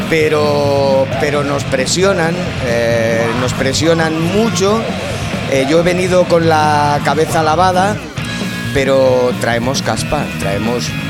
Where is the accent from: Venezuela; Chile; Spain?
Spain; nosotros como buenos españoles...